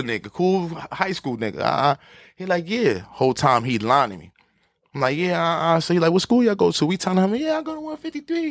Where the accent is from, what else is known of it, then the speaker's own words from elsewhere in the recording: New York City, New York, United States; I'm from Harlem for real